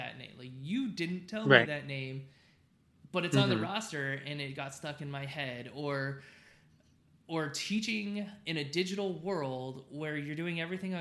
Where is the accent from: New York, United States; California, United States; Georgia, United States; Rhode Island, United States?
California, United States; Southern; now in Texas, United States; I grew up in Southern California